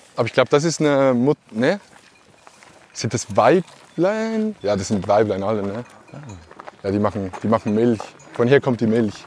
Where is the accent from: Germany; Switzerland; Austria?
Switzerland; ich komme ja aus der Schweiz